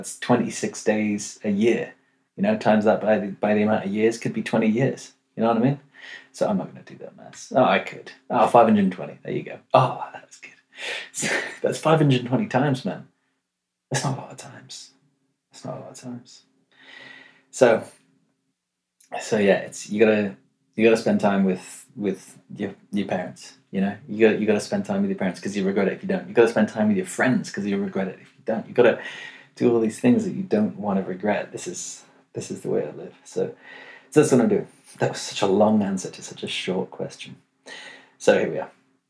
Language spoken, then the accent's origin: English; London, United Kingdom; now in Amsterdam, Netherlands; Also, I'm from London. Cool. But go to uni in Amsterdam.